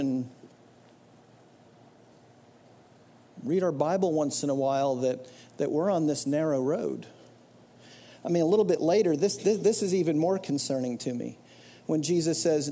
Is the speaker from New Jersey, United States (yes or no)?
yes; New Jersey, United States; I grew up in New Jersey going to this church